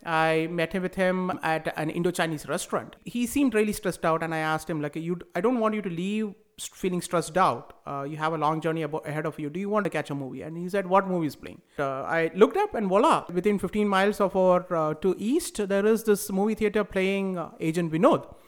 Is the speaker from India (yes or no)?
yes; India; moved away; also born or lived in United States; growing up in India